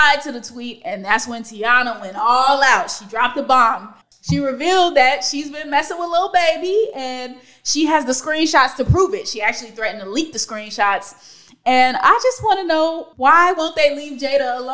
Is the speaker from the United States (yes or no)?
yes; California, United States; in middle school, growing up in Cali